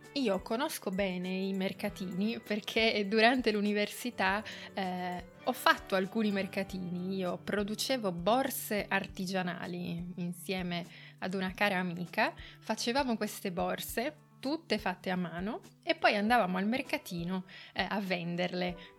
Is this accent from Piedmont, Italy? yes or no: yes; Turin, Piedmont, Italy; Torino che è la città in cui io sono nata, non è la città in cui io ho vissuto, io ho vissuto fuori Torino, in campagna, ma ho lavorato e studiato a Torino per moltissimi anni